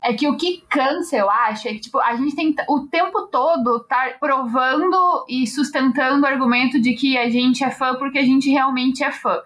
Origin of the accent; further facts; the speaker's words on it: Brazil; sendo brasileiro